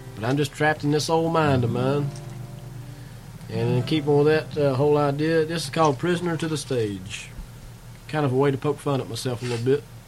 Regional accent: Eubank, Kentucky, United States; also born or lived in Somerset, Kentucky; I was raised about 15 miles from there uh, north on 27, a place called Eubank, Kentucky.

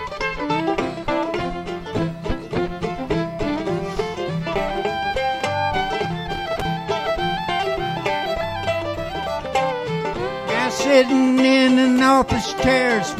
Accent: West Virginia, United States; I was born in West Virginia, right on the border of Kentucky

